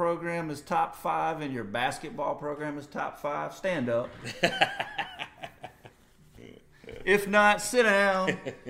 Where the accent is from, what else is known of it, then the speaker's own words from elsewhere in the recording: England, United Kingdom; England, you know, I grew up in England, so, you know, I'm obviously a huge, you know, Three Lions fan.